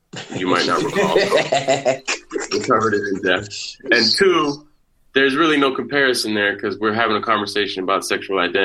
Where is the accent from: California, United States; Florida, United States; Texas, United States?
California, United States; San Francisco; we grew up in San Francisco